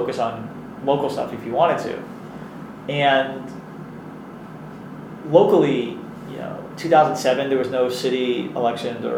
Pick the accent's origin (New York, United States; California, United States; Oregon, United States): New York, United States; New York City; growing up in Queens